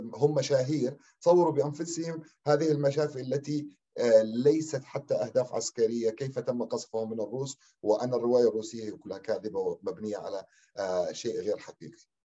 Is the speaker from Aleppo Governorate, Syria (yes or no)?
no; Deir ez-Zor, Deir ez-Zor Governorate, Syria; نحن كأبناء دير الزور